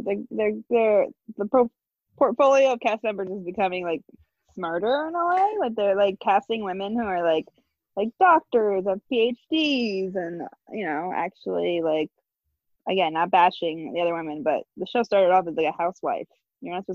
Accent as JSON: {"language": "English", "region": "New Jersey", "country": "United States", "said": "I'm a Jersey girl"}